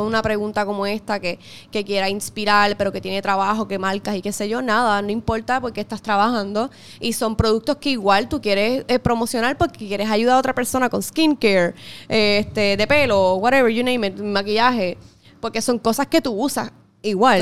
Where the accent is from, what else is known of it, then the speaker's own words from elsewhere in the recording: Puerto Rico; como todo puertorriqueño patriota al fin